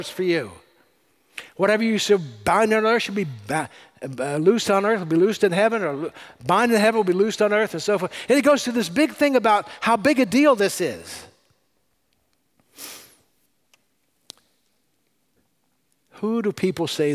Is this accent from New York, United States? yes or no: no; California, United States; I'm from California.